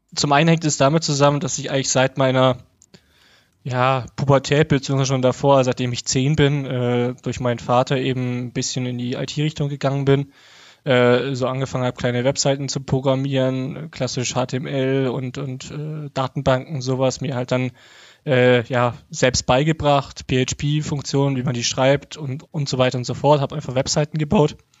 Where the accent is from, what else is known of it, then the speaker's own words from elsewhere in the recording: Hof, Bavaria, Germany; moved away; also born or lived in Dresden; in meiner Heimatstadt Hof